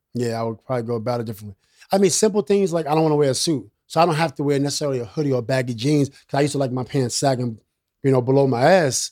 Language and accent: English; New York City, New York, United States; I'm from Queensbridge.